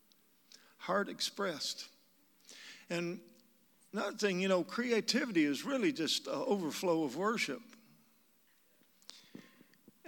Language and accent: English; Kentucky, United States; moved away; also born or lived in Asheville, North Carolina; I'm from Kentucky. That's where I got this accent